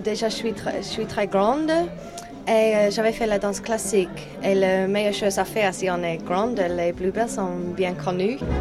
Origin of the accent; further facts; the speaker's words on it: New Zealand; French is a second language; now in Paris, France; je viens de Nouvelle-Zélande